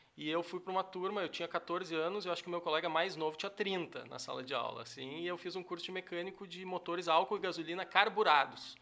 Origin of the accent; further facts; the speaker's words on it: Cachoeira do Sul, Rio Grande do Sul, Brazil; also born or lived in Encruzilhada do Sul / Santa Cruz do Sul / Porto Alegre / Manaus; Eu nasci em Cachoeira, uhum. morei, acho que um, um, ano de vida. Minha mãe e o meu pai foram morar na, na, fazenda, que meu avô tinha falecido. Ela herdou uma fazenda no Irapuazinho, uhum. perto da Fazenda Chalé, que é uma fazenda famosa hoje. E eu, eu cresci lá